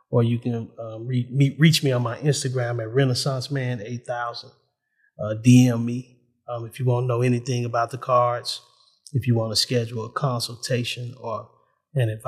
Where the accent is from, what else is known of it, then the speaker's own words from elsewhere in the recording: United States; I'm an American.